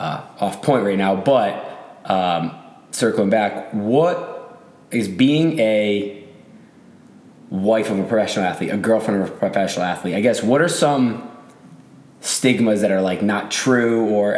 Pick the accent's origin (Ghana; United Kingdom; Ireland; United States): United States; Boston, Massachusetts; I moved from Boston.